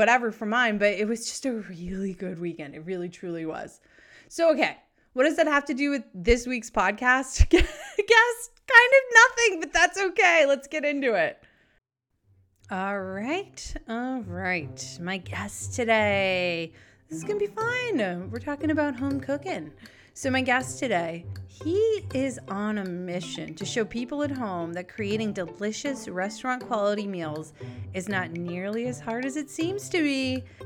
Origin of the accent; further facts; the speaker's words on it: New England, United States; also born or lived in San Diego; I grew up in New England, moved to San Diego for a long time. And then I came back